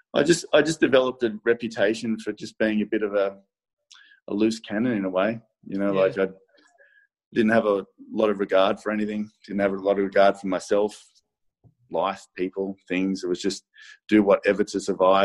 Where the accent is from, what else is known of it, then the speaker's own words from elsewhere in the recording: Sydney, New South Wales, Australia; I grew up in Maroubra, but then I moved into the city